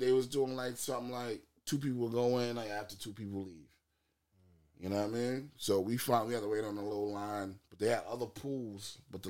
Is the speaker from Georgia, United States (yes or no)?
no; New York City, New York, United States; I'm from Queens.